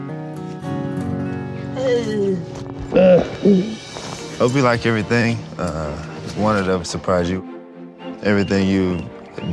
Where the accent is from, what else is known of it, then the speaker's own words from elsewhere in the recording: Gainesville, Georgia, United States; I was born and raised in Gainesville, Georgia.